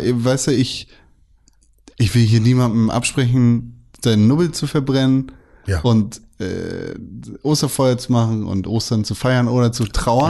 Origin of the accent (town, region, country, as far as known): Germany